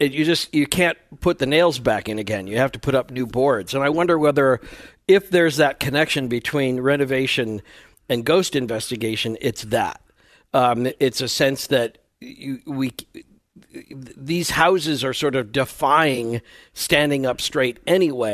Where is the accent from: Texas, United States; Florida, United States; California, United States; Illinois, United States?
Illinois, United States; outside of Chicago; moved away as an adult; also born or lived in Minnesota / Iowa; I grew up outside of Chicago originally